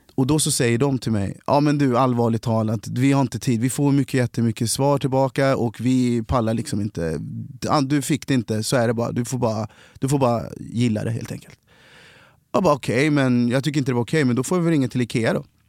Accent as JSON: {"language": "Swedish", "town": "Kristinehamn", "region": "Värmland", "country": "Sweden", "tie": "born or raised there", "also_born_or_lived": "Cali, Colombia", "moved": "yes", "lives_now": "Stockholm, Sweden", "said": "kom hit när jag var sex månader adopterad från Colombia. Eh, är och växte upp då i Kristinehamn i Värmland"}